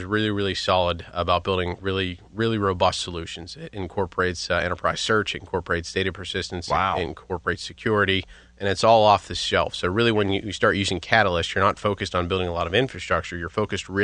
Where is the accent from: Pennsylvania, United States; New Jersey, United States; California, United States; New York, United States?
Pennsylvania, United States; Pittsburgh; I grew up in the North Hills, been here, for the duration